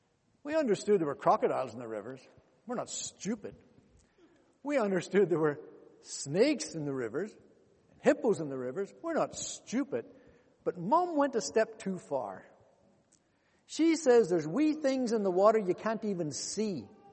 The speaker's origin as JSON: {"language": "English", "country": "DR Congo", "tie": "born there", "said": "I was born in Congo, DRC. In those days, it was called the Belgian Congo."}